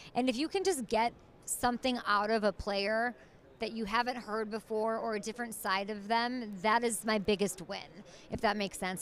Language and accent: English; Chicago, Illinois, United States; I grew up in Chicago